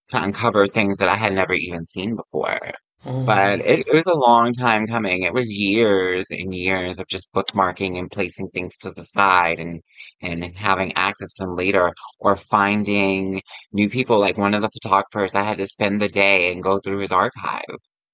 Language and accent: English; Yonkers, New York, United States; I'm from Yonkers, so I would come into the city